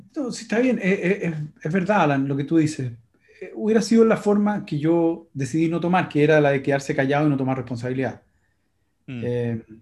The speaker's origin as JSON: {"language": "Spanish", "country": "Chile", "also_born_or_lived": "United States", "said": "yo soy chileno, norteamericano, soy, tengo las dos nacionalidades"}